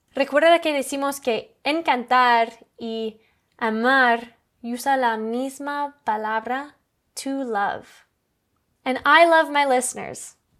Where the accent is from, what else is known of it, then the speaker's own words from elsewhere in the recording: Canada; Spanish is a second language; Oh, I'm from Canada.